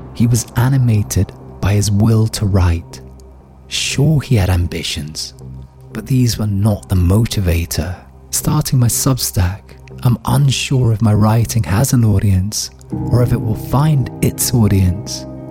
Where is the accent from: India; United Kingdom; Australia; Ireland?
United Kingdom; Scotland; now in Berlin, Germany; It's a habit formed from growing up in Scotland